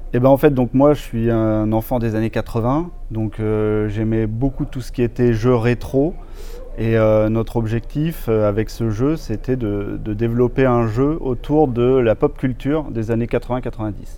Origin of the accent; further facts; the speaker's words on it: Tours, Centre-Val de Loire, France; je suis de Tours, j'ai fait l'école Brassard à Tours